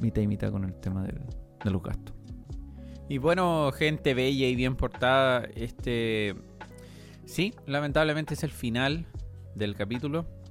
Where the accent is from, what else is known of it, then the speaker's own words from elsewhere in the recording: Chile; somos chilenos